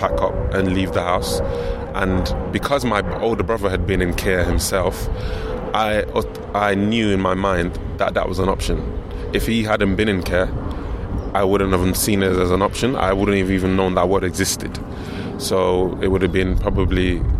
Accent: London, United Kingdom; I was raised in this in London

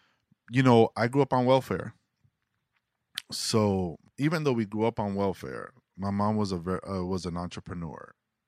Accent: New York City, New York, United States; there's just this thing that you go through as being a New Yorker that you go through this like training as from a kid being made fun

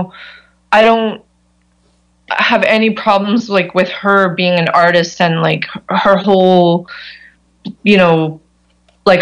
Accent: Canada; I'm nobody from Canada

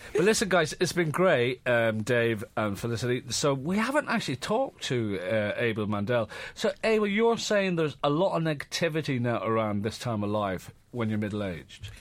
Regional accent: Ireland; born or raised there; moved away as an adult; now in London, United Kingdom

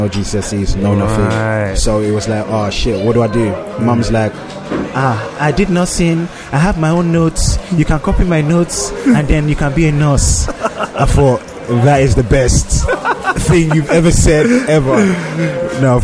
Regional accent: London, United Kingdom; also born or lived in Lagos, Nigeria; I was from Hackney

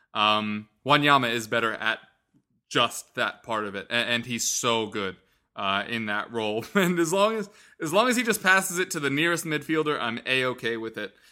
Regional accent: United States; we are all American

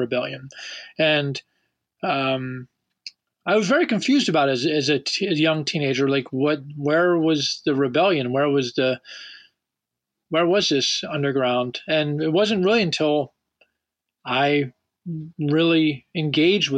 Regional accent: Washington, District of Columbia, United States; as a young child, growing up in Washington, D.C.

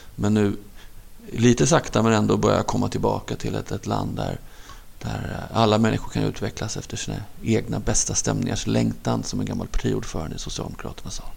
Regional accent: Stockholm, Stockholm County, Sweden; jag var uppvuxen i, i, i Hagsätra, en förort söder om Stockholm

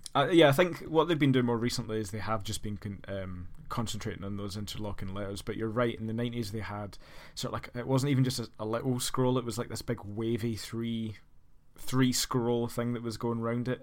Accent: Scotland, United Kingdom; as a Scotsman

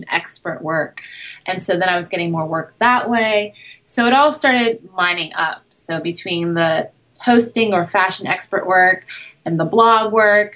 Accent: New York City, New York, United States; moved away as an adult; also born or lived in Brooklyn / Manhattan; now in Los Angeles, United States; I was born and raised in New York, and I now live in Los Angeles

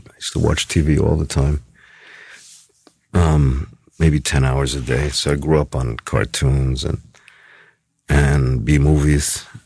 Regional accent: New York City, New York, United States; Oh yeah, from New York City, yeah, for sure.

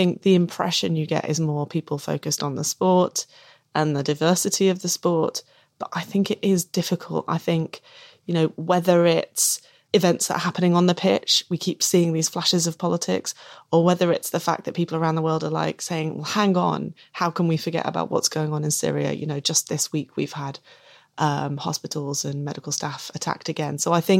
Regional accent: England, United Kingdom; You know, I'm English and I'm not a part of that culture that pervaded before. This is a new way of being English and we're going to be really proud of it.

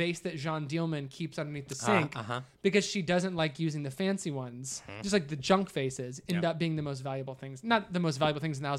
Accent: Ohio, United States; The house that I grew up in Southern Ohio was painted this

